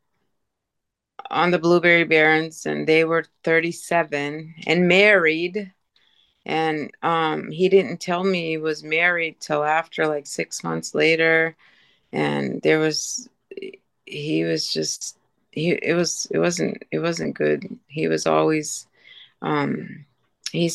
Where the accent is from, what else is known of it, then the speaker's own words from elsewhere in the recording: Eskasoni, Cape Breton Island, Nova Scotia, Canada; also born or lived in Sydney, Nova Scotia; it's a reservation called Esksoni. It's the largest Mi'kmaq reservation in the world